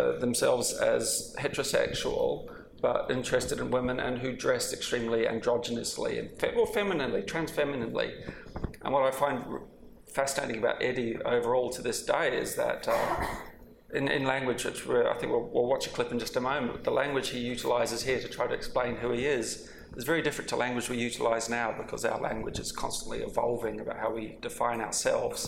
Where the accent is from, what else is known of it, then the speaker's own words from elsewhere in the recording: Wellington, New Zealand; I grew up in Wellington, New Zealand